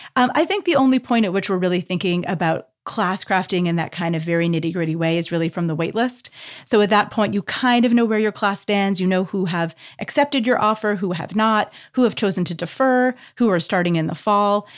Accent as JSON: {"language": "English", "country": "Canada", "said": "as a Canadian"}